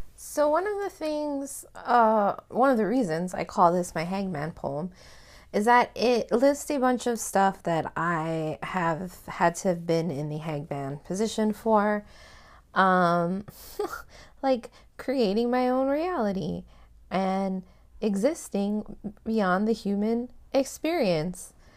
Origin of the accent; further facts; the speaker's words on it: Hawaii, United States; me being Hawaiian